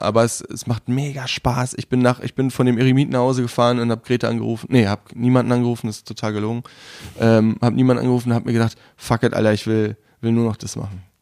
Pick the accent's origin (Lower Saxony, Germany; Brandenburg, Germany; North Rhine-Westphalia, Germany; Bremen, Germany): Brandenburg, Germany; also born or lived in Munich / Berlin; ich bin aus Brandenburg